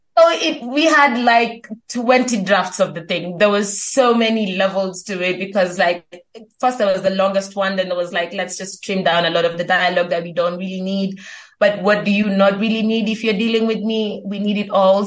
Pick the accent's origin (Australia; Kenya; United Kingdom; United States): Kenya; I'm Kenyan, based in Kenya still